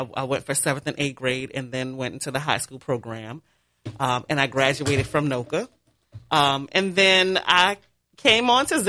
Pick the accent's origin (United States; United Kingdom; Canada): United States; New Orleans, Louisiana; born and raised in New Orleans.